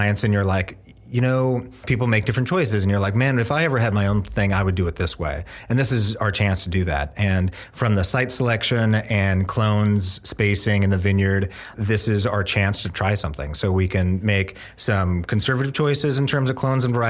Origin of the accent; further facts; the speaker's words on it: Bellingham, Washington, United States; moved away as an adult; now in Oregon, United States; I'm from Northwest Washington, a town called Bellingham, and came to Oregon to learn how to make wine and grow grapes and go to school